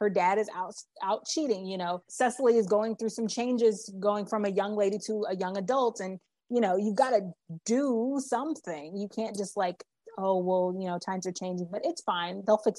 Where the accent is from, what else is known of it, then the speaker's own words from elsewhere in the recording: Texas, United States; I grew up in Texas, and most of my mom's family still lived in New Orleans at the time and in the Louisiana area. So I have a lot of Southern, really, really the deep Southern roots.